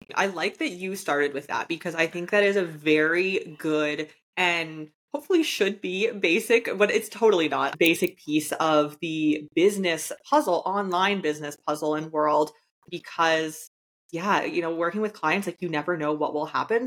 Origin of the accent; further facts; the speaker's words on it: Canada; I'm from Canada